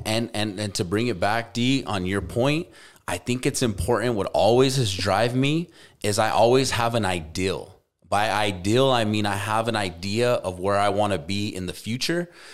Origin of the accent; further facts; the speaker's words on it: Albuquerque, New Mexico, United States; moved away; go back to my hometown